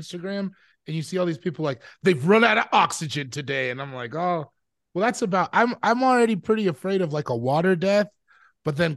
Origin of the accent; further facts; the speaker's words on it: Sierra Leone; I'm from Sierra Leone, so I've been there.